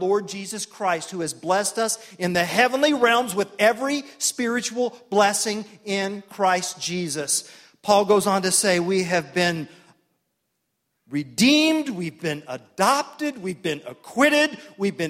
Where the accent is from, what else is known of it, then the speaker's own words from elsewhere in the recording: Tulsa, Oklahoma, United States; I grew up in Tulsa, Oklahoma, one of three boys